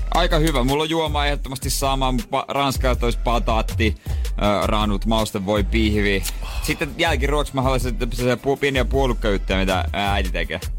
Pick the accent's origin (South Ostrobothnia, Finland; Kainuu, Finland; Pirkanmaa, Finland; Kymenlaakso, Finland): South Ostrobothnia, Finland; Seinäjoki; mä oon seinältä kotoisin